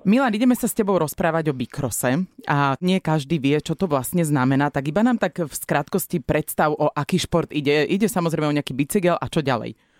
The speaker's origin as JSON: {"language": "Slovak", "town": "Bratislava", "region": "Bratislava Region", "country": "Slovakia", "tie": "born or raised there", "said": "ja som vyrastal v Petržálke"}